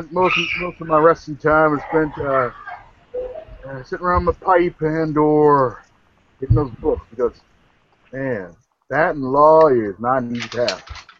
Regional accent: Madison, Wisconsin, United States; No relation whatsoever. I come from hail from Madison, Wisconsin.

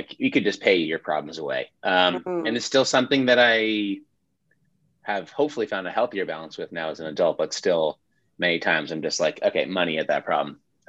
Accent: Great Neck, New York, United States; No, I mean, you know, Great Neck is an interesting place. There's a lot of like keeping up with the Joneses type energy.

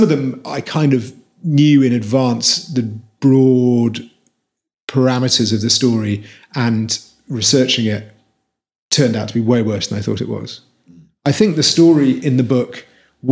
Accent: Wales, United Kingdom; I'm from Wales

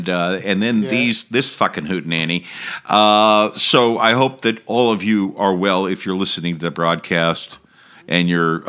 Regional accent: United States; moved away

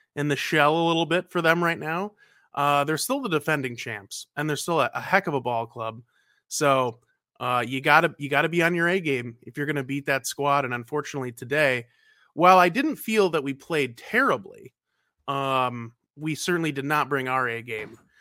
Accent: North Carolina, United States; now in Minnesota, United States; I'm originally from North Carolina

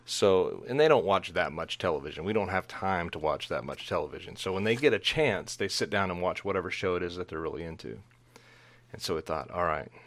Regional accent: Dallas–Fort Worth Metroplex, Texas, United States; I grew up in the Metroplex there in that sprawling suburban jungle between, um, Dallas and Fort Worth

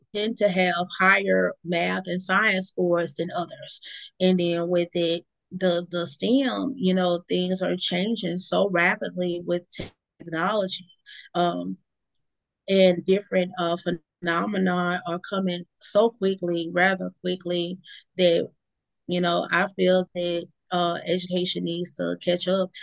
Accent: Mississippi, United States; also born or lived in Baton Rouge, Louisiana; my hometown area in Mississippi

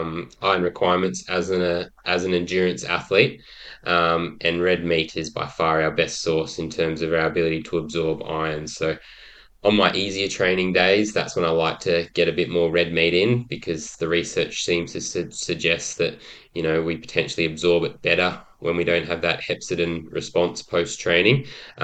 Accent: Brisbane, Queensland, Australia; also born or lived in Gold Coast / Sydney; I was born on the Gold Coast and moved around a lot. I was lucky enough to live in Sydney during the Olympics, which certainly planted the seed for my passion for Olympics today. But I went to school predominantly in Brisbane

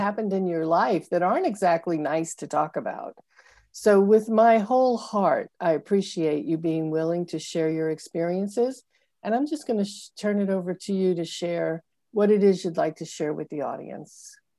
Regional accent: Brooklyn, New York, United States; I'm from the Northeast. I grew up in, uh, Brooklyn, Long Island

